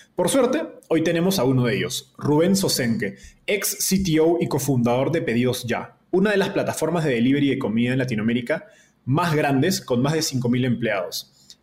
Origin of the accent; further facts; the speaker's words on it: Peru; en Perú, de donde soy yo